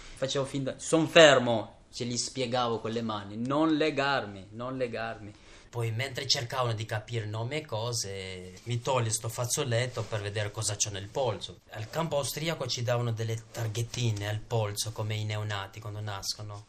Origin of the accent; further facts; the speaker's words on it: Kosovo; first language Albanian; Italian is a second language; now in Italy; vengo dal Kosovo, vivo da molti anni in Italia